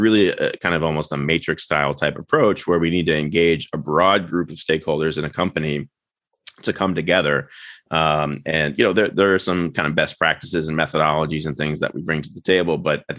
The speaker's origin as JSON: {"language": "English", "region": "Florida", "country": "United States", "tie": "born there", "also_born_or_lived": "Maryland / Washington DC / Los Angeles", "lives_now": "Westchester, United States", "said": "I was born in Florida, went to school in Maryland and DC, and then lived in LA for a time."}